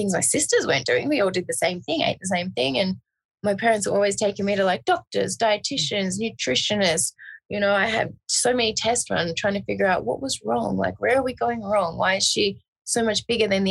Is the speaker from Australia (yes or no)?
yes; Australia; now in Las Vegas, United States; because I'm originally obviously from Australia